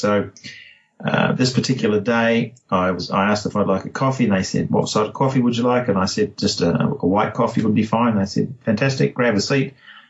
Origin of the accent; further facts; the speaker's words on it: New Zealand; now in Perth, Australia; And then I moved to Perth from New Zealand in 1982